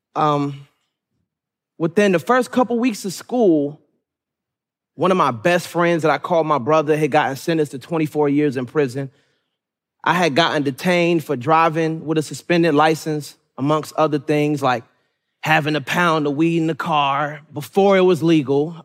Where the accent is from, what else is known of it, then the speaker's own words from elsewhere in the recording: Suitland, Maryland, United States; also born or lived in Raleigh, North Carolina; I was born in Raleigh, North Carolina, but was raised majority in Suitland, Maryland, which made me who I am today